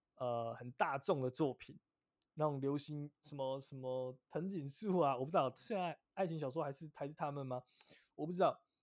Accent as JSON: {"language": "Chinese", "country": "Taiwan", "said": "我们台湾人"}